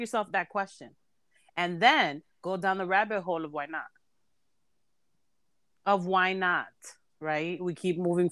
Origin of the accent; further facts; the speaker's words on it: Humboldt Park, Illinois, United States; I'm from Humble Park, and I like 1000% proud of it.